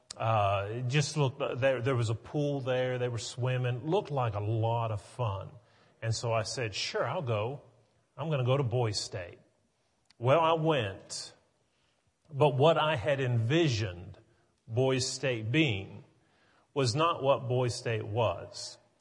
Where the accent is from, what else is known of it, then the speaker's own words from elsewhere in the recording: West Virginia, United States; now in Tennessee, United States; growing up in West Virginia